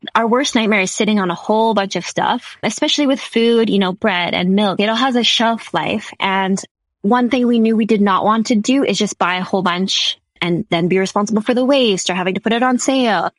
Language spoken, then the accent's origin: English; Saskatchewan, Canada; also born or lived in Halifax, Nova Scotia; I'm from Saskatchewan and I flew all the way out east and I attended University in Halifax